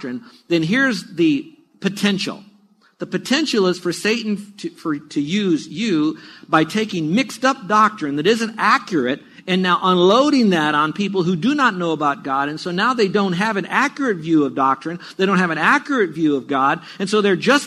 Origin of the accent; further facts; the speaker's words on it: United States; I grew up in America, not the Bible Belt or the Buckle and all of that, but around America